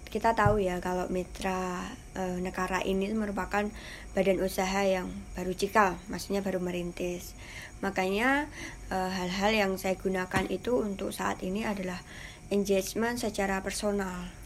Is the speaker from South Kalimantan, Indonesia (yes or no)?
no; Parangtritis, Special Region of Yogyakarta, Indonesia; now in Sleman, Indonesia; saya dari Polda, Polda Datan, Parantritis.